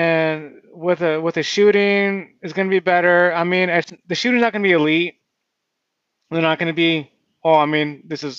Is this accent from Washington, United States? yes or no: yes; Olympia, Washington, United States; I didn't go to Olympia High School, but that's the town I'm from.